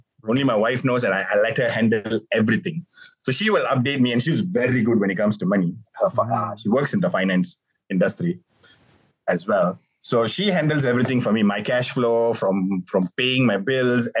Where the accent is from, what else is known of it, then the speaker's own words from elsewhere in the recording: Malaysia; here in Malaysia